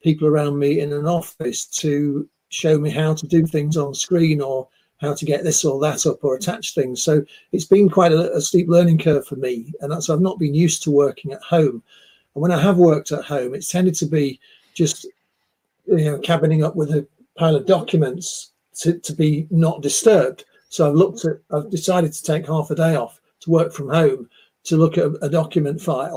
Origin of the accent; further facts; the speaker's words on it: Manchester, North West England, United Kingdom; moved away as an adult; also born or lived in Leeds; I'm from Manchester, the other side of the Pennines. I came to Leeds University back in the 80s